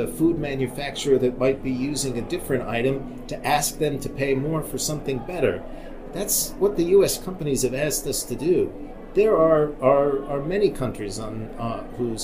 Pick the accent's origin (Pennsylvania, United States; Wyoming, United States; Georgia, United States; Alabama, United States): Wyoming, United States; I grew up in Wyoming.